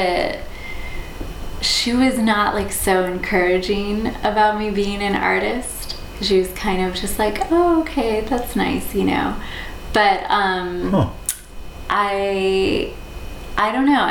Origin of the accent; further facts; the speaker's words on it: Southwest Virginia, United States; moved away as an adult; also born or lived in Boston, Massachusetts; I was born in Boston, but my family moved to Southwest Virginia when I was 9